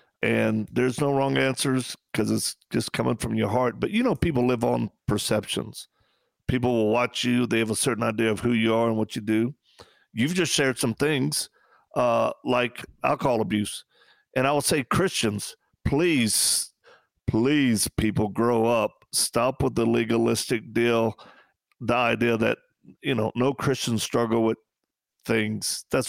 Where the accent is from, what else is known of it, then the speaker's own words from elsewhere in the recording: Louisiana, United States; Hey, we're from Louisiana.